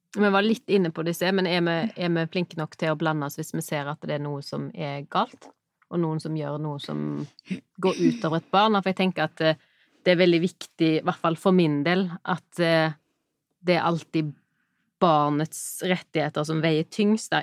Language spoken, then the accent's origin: Norwegian; Norway; jeg er på en måte født og vokst opp i Norge